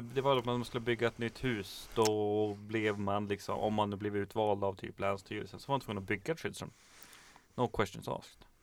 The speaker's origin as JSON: {"language": "Swedish", "town": "Kiruna", "region": "Norrbotten County", "country": "Sweden", "said": "jag kommer ju från Kiruna"}